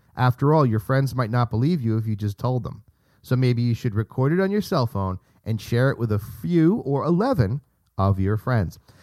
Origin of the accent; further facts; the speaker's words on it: United States; my, um, pride as an American citizen